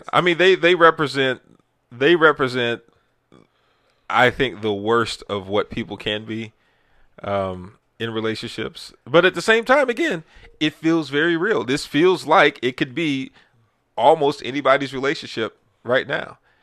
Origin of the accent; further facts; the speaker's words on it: Texas, United States; I'm from Texas